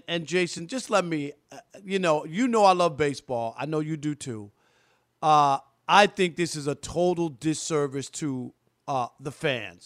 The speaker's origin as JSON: {"language": "English", "region": "New York", "country": "United States", "tie": "born or raised there", "said": "as a kid growing up in New York"}